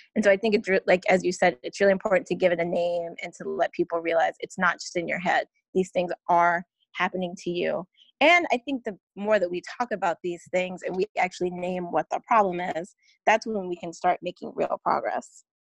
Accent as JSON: {"language": "English", "region": "North Carolina", "country": "United States", "tie": "born or raised there", "moved": "yes", "lives_now": "New York City, United States", "said": "I currently live in New York City, but born and raised in North Carolina"}